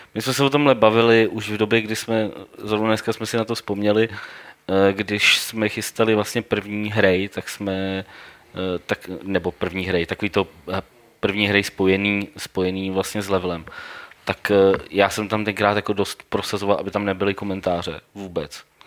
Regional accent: Domašín, Central Bohemian Region, Czechia; jsem z domašína

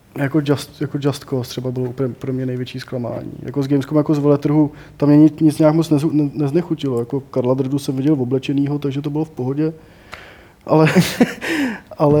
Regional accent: Prague, Czechia; já jsem prostě Pražák jak poleno

